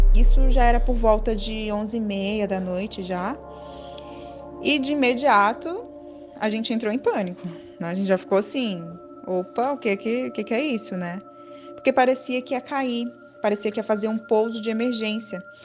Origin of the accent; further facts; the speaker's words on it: Piauí, Brazil; now in São Paulo, Brazil; eu moro na capital de São Paulo atualmente mas eu sou piauiense, minha família toda é de lá.